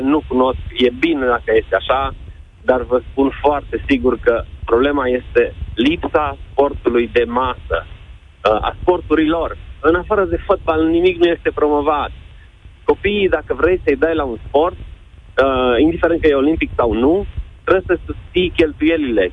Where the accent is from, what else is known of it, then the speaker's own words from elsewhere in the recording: Oradea, Bihor County, Romania; Sunt din Oradea, un centru de natație recunoscut